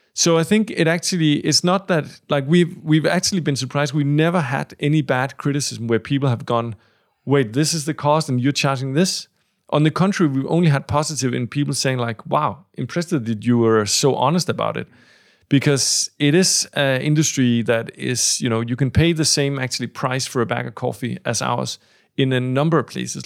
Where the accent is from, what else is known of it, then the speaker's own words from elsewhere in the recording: Denmark; the three of us, uh, are from Denmark